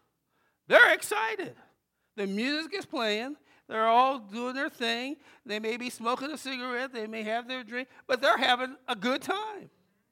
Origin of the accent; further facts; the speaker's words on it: Jamaica, New York, United States; born there; now in Wilmington, United States; We came to a place called Wilmington. Didn't even know what Wilmington was. From New York. We lived in, my brother and I was born in Jamaica, Long Island, New York.